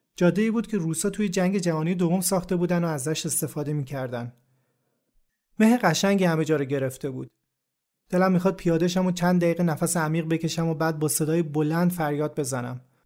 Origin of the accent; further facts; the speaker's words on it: Shiraz, Fars, Iran; moved away; همه عمرم دلم نمیخواست از شیراز دور بشم